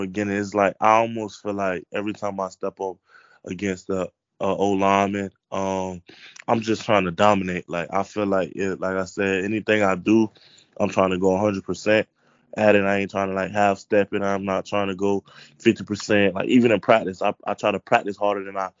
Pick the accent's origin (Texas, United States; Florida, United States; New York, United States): Florida, United States; Lake Wales; I'm from Polk